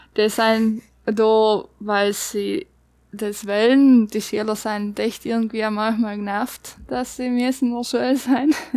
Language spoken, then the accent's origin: German; South Tyrol, Trentino-Alto Adige, Italy; also born or lived in Bosnia; wenn ich vierte Grundschule gegangen bin, haben sie mir dann nach Südtirol gezogen